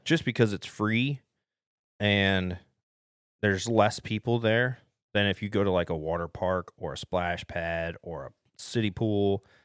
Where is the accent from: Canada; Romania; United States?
United States; Ohio; moved away; I was spoiled growing up in Ohio